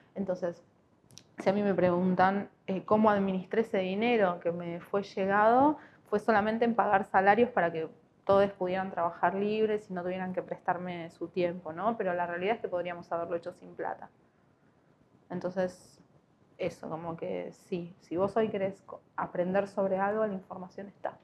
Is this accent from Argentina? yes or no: yes; Buenos Aires, Argentina; moved away as an adult; now in Neuquén, Argentina; Yo no soy de acá, soy de Buenos Aires. Vine en el 2010.